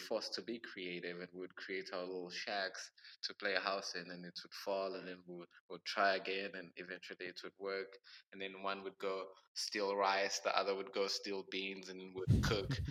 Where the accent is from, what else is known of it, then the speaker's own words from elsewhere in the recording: Durban, KwaZulu-Natal, South Africa; moved away; I was born in Durban, South Africa, and I think by the age of 13, I had moved like over nine times in different Bay Areas. So I've practically lived all across Durban